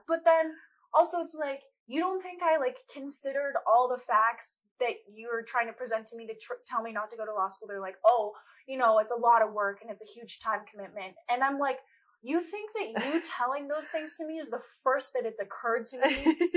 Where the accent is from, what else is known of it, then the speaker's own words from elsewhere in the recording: Colorado, United States; I'm from Colorado, um, born and raised